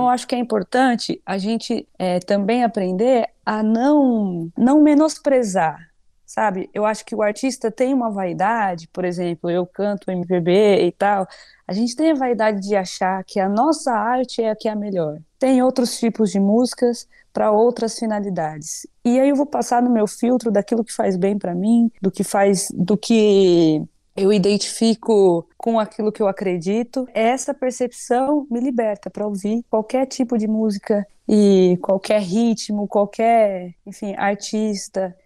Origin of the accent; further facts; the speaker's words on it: Presidente Prudente, São Paulo, Brazil; moved away as an adult; now in São Paulo, Brazil; eu sou de Presidente Prudente, interior